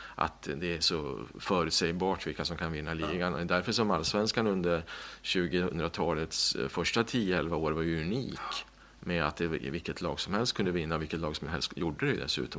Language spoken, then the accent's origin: Swedish; Skutskär, Uppsala County, Sweden; När jag växte upp i Skutskär